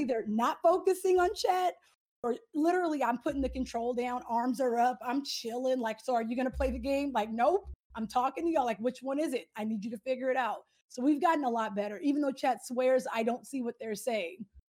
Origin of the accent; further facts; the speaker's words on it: Southern California, United States; I am from SoCal